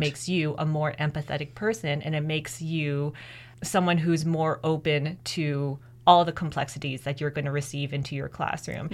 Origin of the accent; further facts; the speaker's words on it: Mississauga, Ontario, Canada; first language English; now in Kingston, Canada; I'm the first person in my immediate family who was born in Canada